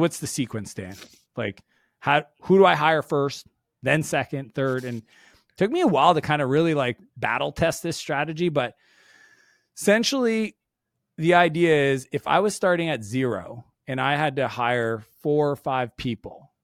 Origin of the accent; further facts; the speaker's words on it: Canada; I'm Canadian